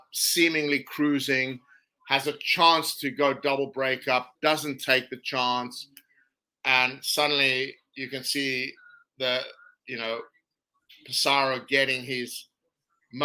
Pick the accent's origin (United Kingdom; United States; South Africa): South Africa; as a South African